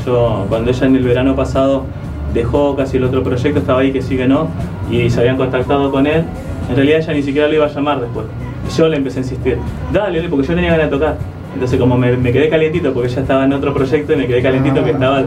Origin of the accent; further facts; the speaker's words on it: Chaco, Argentina; moved away; also born or lived in Las Heras, Buenos Aires; yo soy chaqueño. O sea que en mi casa te podés imaginar que se escuchaba chamamé